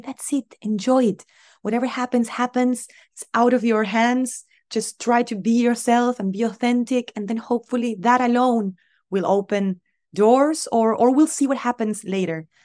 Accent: Argentina; moved away; My family, they're all still in Argentina

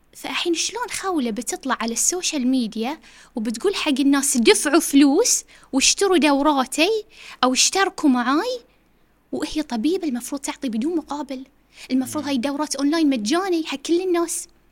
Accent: Bahrain; also born or lived in United States; احنا كبحرينيين او خليجيين في امريكا

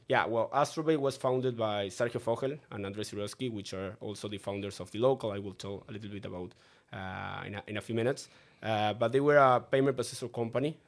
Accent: Uruguay; I, I lived my, my entire life in, in Uruguay

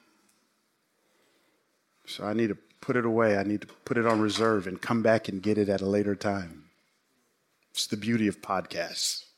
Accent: Atlanta, Georgia, United States; also born or lived in College Park, Georgia / Memphis; I grew up in Atlanta

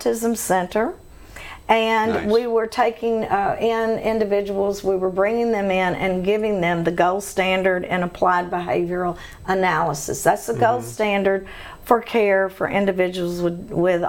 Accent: Shreveport, Louisiana, United States; growing up in Shreveport

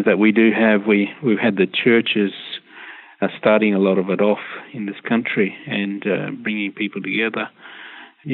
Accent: Perth, Western Australia, Australia; now in Melbourne, Australia; I'm a Wadjuk person. I'm from Perth.

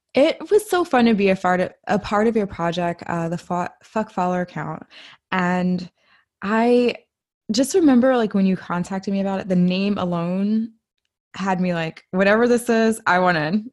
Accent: Washington, District of Columbia, United States; my hometown of Washington, D C

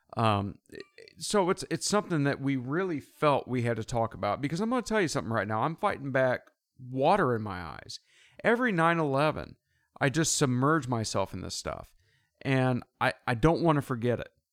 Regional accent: United States; growing up in America

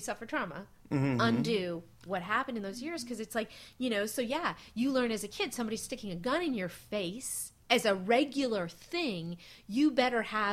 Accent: Marin, California, United States; also born or lived in San Francisco; My hometown

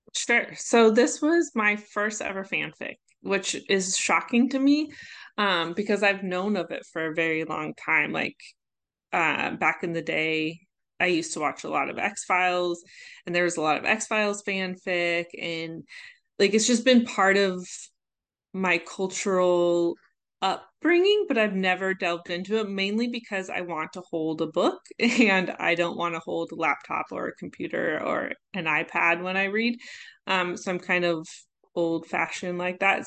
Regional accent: Omaha, Nebraska, United States; my hometown, Omaha

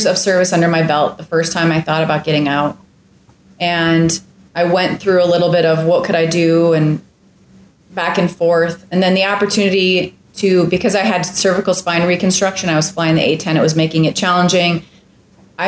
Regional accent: Minneapolis, Minnesota, United States; moved away; Amazing schools. I mean, I was in the suburbs of Minneapolis.

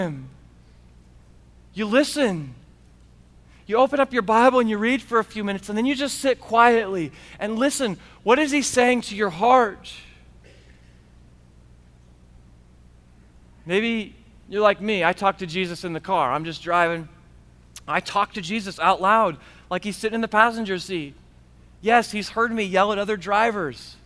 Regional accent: United States; as good Americans

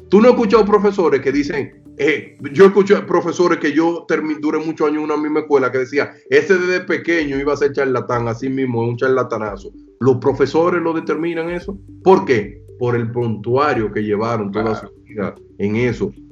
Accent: Puerto Plata, Dominican Republic; Yo, que soy de Puerto Plata, eh, eh, cuando tú vas a Sosúa, mucha gente te dice, ah, mira, por ahí hay un punto de droga, no camines por ahí.

